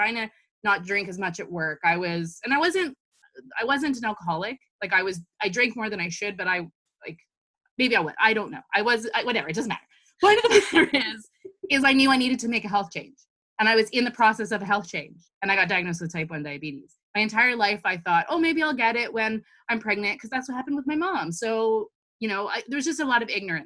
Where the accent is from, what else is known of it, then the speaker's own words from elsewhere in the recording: Toronto, Ontario, Canada; I was born and raised in Toronto